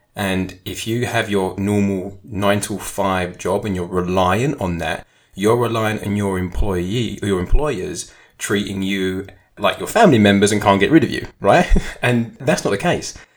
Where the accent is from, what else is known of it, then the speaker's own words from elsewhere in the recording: United Kingdom; being a Brit